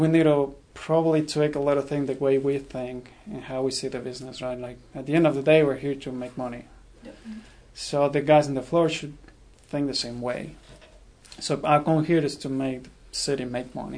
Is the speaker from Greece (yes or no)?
no; Mexico; moved away as an adult; also born or lived in Rhode Island / Indiana; now in United States; I'm originally from Mexico